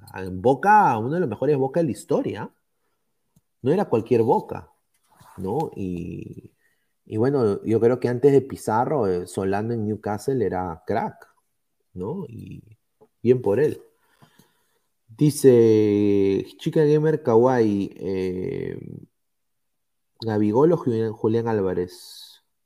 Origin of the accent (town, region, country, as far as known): Peru; now in United States